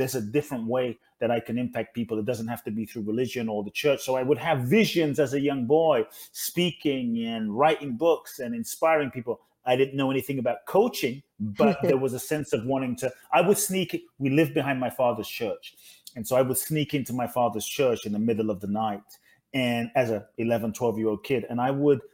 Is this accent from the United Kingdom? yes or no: yes; London, United Kingdom; also born or lived in Ghana; now in Los Angeles, United States; I was born in Ghana, West Africa. My father's from Ghana. My mother's Japanese. I grew up in London, now in LA.